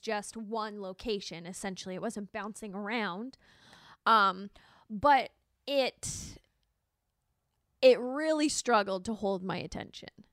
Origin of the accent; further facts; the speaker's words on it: Alberta, Canada; growing up in Alberta because we have a lot of lakes and lots of freezing